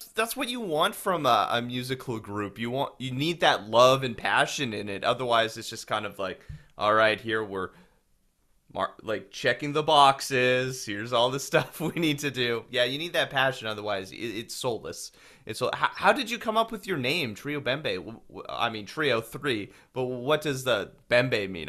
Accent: Winkler, Manitoba, Canada; I'm from Winkler

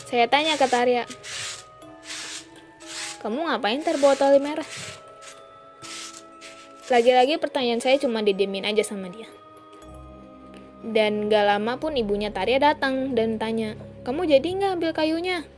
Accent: Sukabumi, West Java, Indonesia; Kisah ini berada tepat di kampung saya sendiri. Dan kampung saya berada di daerah pelosok Sukabumi perbatasan dengan Banten.

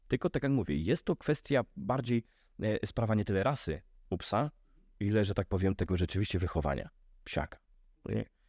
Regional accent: Podhale, Lesser Poland, Poland; u nas na Podhalu

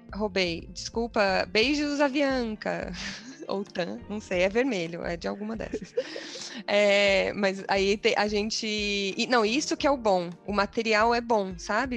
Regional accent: Brazil; moved away; sendo brasileiras

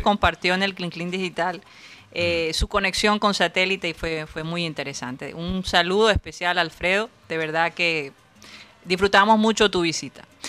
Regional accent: Colombia; now in United States

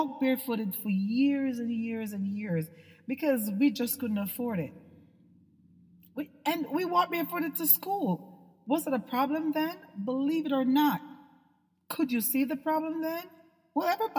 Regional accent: Jamaica; when I was a little girl, I had no shoes. I'm from Jamaica

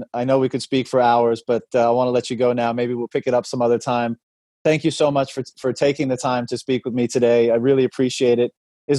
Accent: Canada; even as a Canadian who's, somewhat cynical about politics

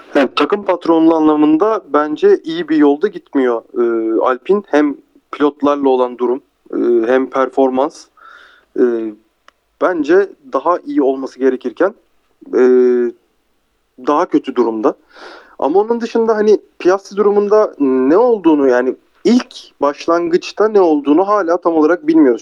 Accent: Turkey; biz Türkler olarak duruş ve karizmayı severiz

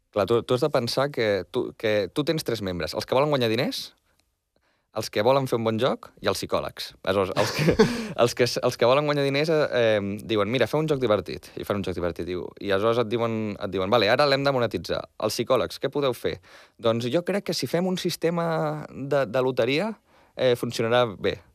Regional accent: Barcelona, Catalonia, Spain; jo em vaig néixer a Barcelona, Hospital de Sant Pau, he viscut a Barcelona tota la vida

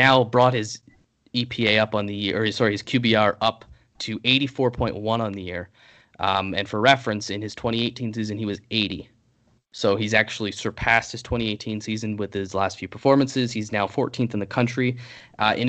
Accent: Canada; I'm Canadian

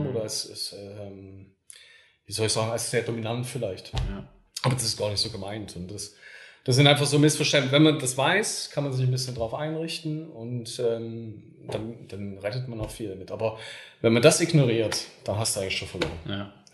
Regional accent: Germany; Und für uns als Deutsche, ja, kommt das dann gar nicht

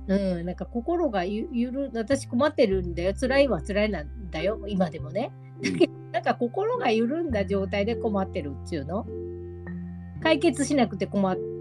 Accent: Hyogo, Japan; also born or lived in Osaka; 大阪生まれ兵庫育ちでね生っ粋の関西魂はまだ生きててね

